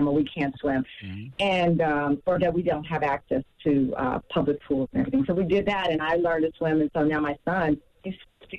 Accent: Texas, United States; I grew up in Texas. I could be outside riding my bike, hanging out with my cousins.

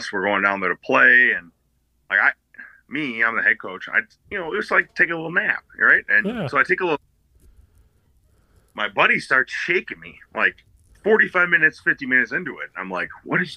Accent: Madison, Wisconsin, United States; moved away as an adult; also born or lived in Sun Prairie, Wisconsin; now in Mankato, United States; growing up in Madison

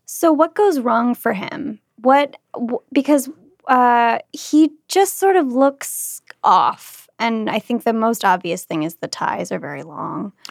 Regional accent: Kentucky, United States; Kentucky where I'm from

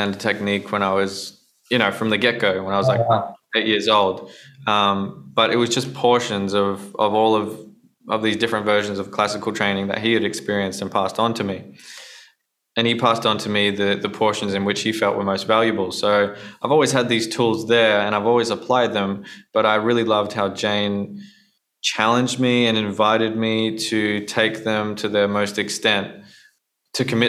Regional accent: Australia; being Australian

